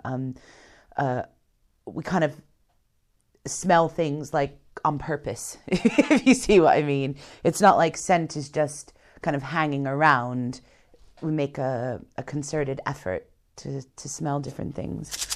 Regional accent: United States; being American

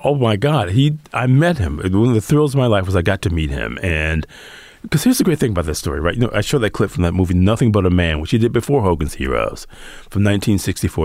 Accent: Detroit, Michigan, United States; growing up in Detroit

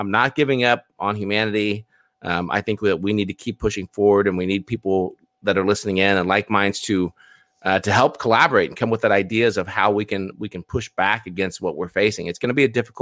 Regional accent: United States; I was born in the States

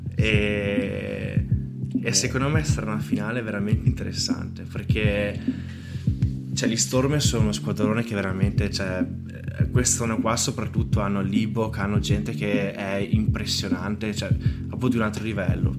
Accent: Bassano del Grappa, Veneto, Italy; sono di Bassone Grappa

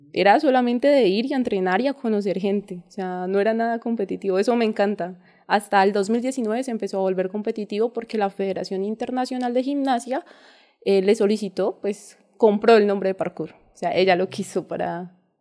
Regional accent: Ibagué, Tolima, Colombia; crecí en, una finca cerca de Boquerón. Ah, eh, crecí en el campo, o sea, mi vida fue en el campo siempre

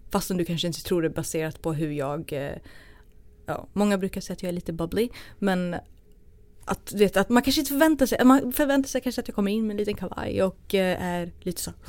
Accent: Sweden; jag kommer jag kom från Sverige

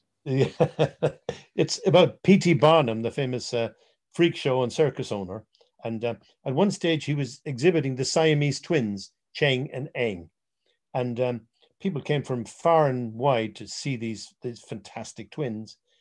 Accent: Ireland; being Irish

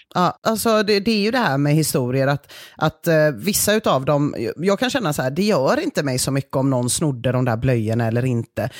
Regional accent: Gothenburg, Västra Götaland, Sweden; vi göteborgare

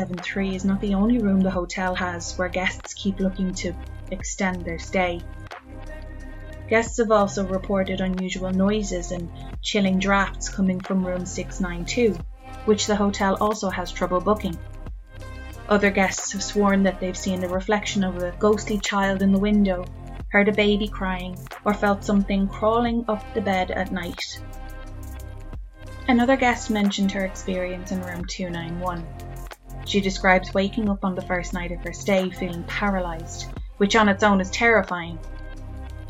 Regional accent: Ireland; I'm Irish

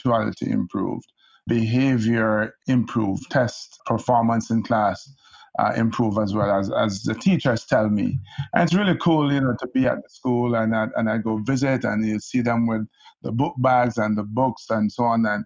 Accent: Kingston, Jamaica; now in New York, United States; I grew up in Kingston, Jamaica

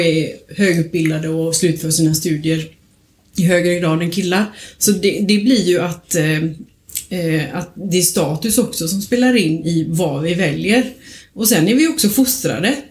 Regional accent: Småland, Sweden; now in Kungsbacka, Sweden; jag är från Småland

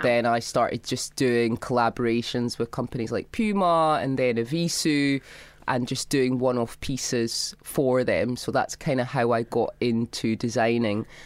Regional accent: Scotland, United Kingdom; I grew up in Scotland.

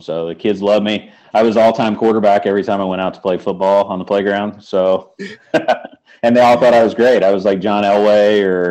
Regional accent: Indiana, United States; also born or lived in the Midwest; now in St. Louis, United States; I was from Indiana before I came here.

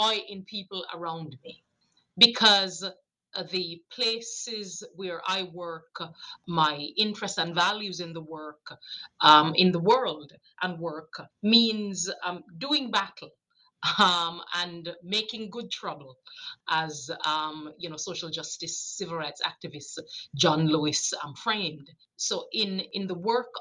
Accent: Jamaica; moved away; I grew up, I'm a child from Jamaica, so I'm an immigrant to this country. I came here 81 after growing up with grandmothers

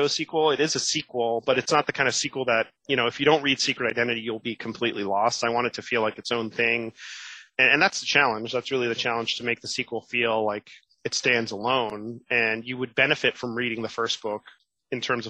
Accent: Miami, Florida, United States; moved away as an adult; also born or lived in New York; my hometown of Miami

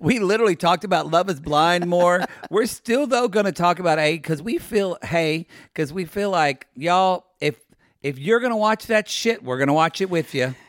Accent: California, United States; I'm from California

